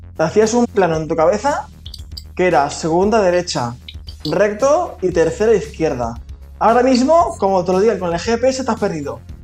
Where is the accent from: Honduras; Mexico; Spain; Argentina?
Spain; Valencia, Valencian Community; somos de Valencia, trabajaba en Valencia